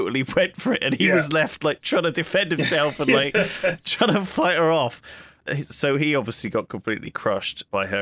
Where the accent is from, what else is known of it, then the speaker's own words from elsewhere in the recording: United Kingdom; as a Brit